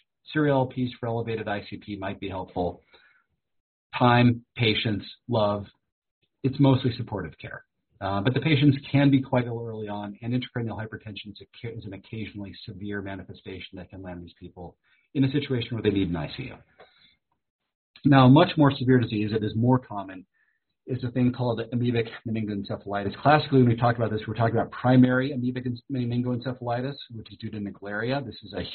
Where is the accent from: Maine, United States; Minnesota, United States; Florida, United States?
Minnesota, United States; moved away; I was born in Minnesota